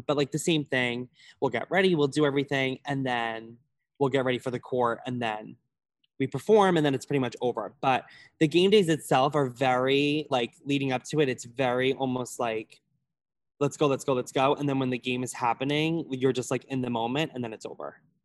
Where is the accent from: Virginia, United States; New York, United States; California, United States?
New York, United States; Holbrook; I am from Long Island, New York, like more specifically Suffolk County, Holbrook